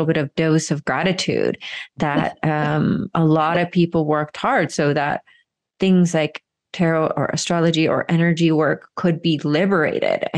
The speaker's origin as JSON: {"language": "English", "town": "Marietta", "region": "Georgia", "country": "United States", "tie": "born or raised there", "said": "I grew up in Marietta, Georgia"}